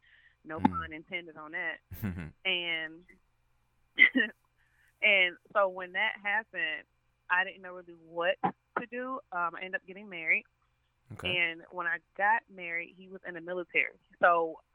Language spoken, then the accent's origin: English; Riverdale, Georgia, United States; also born or lived in Atlanta, Georgia; I am originally from the south side of Georgia. A lot of people think the south side is just College Park, but I'm actually from Riverdale